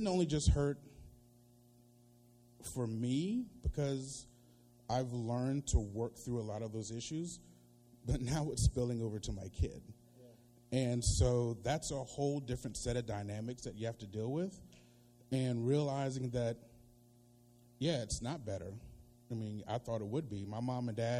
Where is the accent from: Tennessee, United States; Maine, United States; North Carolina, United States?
North Carolina, United States; I grew up in North Carolina